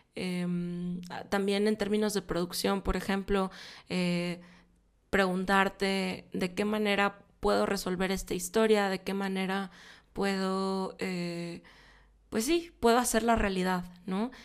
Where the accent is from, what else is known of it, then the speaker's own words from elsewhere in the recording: Monterrey, Nuevo León, Mexico; soy de Monterrey